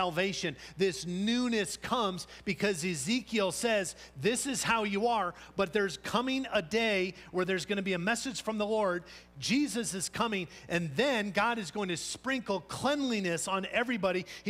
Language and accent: English; Scotland, United Kingdom; I'm Scottish